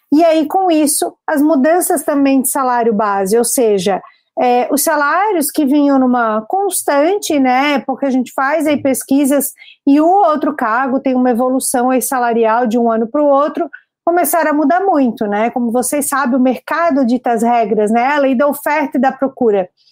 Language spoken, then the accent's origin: Portuguese; Florianópolis, Santa Catarina, Brazil; sou aqui natural de Florianópolis